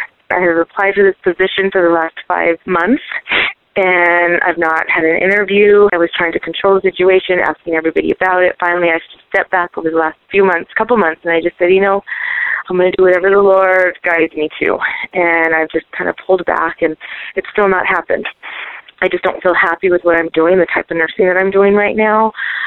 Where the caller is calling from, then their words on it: Santa Fe, New Mexico, United States; I'm calling from Santa Fe, New Mexico.